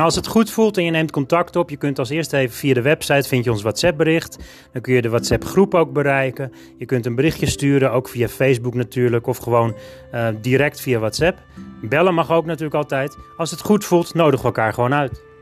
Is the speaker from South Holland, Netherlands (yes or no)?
no; Alkmaar, North Holland, Netherlands; Ik ben in 1977 geboren, 5 augustus, in Alkmaar